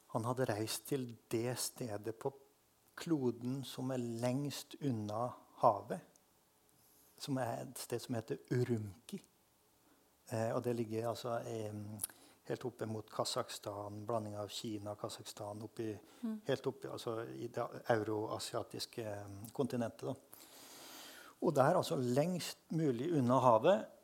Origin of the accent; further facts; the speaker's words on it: Frøya, Trøndelag, Norway; accent: Trøndersk; Jeg vokste opp på Frøya, som er den ytterste øya i trøndelagskysten.